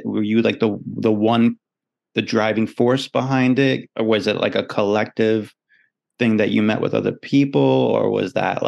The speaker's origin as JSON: {"language": "English", "town": "New York City", "region": "New York", "country": "United States", "tie": "born or raised there", "said": "I was born and raised in New York City"}